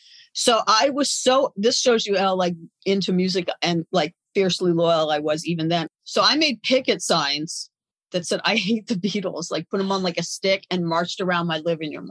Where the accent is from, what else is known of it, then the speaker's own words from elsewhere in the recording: Los Angeles, California, United States; I grew up in the Valley. I didn't grow up too far away from you. I grew up in Tarzana and Reseda.